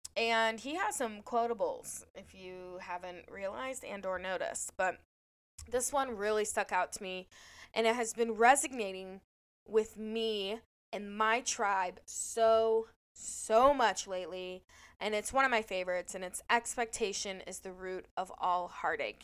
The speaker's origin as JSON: {"language": "English", "area": "on the Indiana state line", "region": "Ohio", "country": "United States", "tie": "born or raised there", "moved": "yes", "said": "I'm actually originally from Ohio, but I grew up on the Indiana state line"}